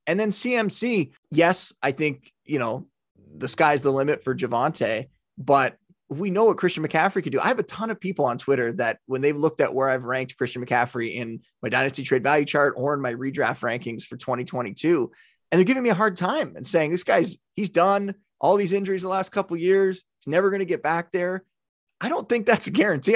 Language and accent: English; near Buffalo, New York, United States; growing up near Buffalo